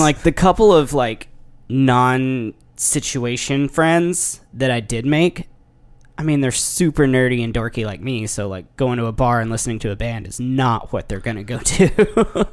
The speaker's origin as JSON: {"language": "English", "area": "near Paducah", "region": "Kentucky", "country": "United States", "tie": "born or raised there", "moved": "yes", "lives_now": "Nashville, United States", "said": "took a gig in Paducah, Kentucky, which is just right beside my hometown"}